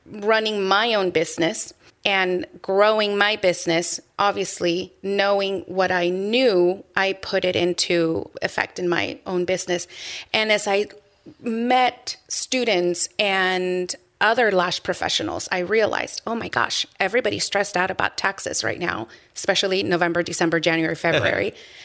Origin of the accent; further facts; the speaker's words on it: Peru; born there; moved away; Yes. We are from Peru. I was born in Peru.